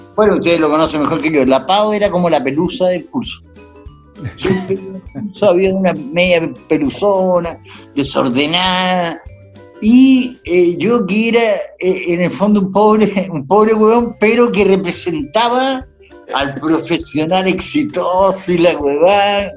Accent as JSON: {"language": "Spanish", "country": "Chile", "said": "Nosotros como chilenos"}